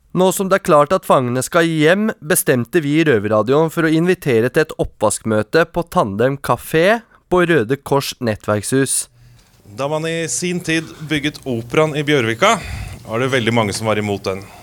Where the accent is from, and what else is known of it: Oslo, Norway; born or raised there